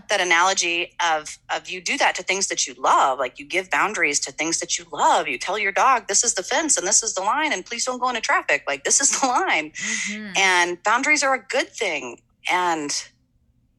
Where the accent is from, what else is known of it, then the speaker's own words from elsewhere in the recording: Kansas City, United States; I am originally from Kansas City